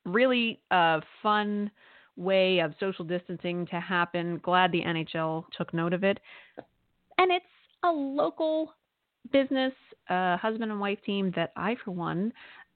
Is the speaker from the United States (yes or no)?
yes; Pennsylvania, United States; also born or lived in Lehigh Valley; a Pennsylvania Dutchie like me